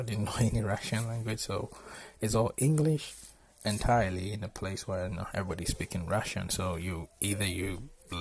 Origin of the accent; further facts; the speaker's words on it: Ghana; also born or lived in Kharkiv, Ukraine; now in United Kingdom; I'm a Ghanaian. Yeah, I'm from West Africa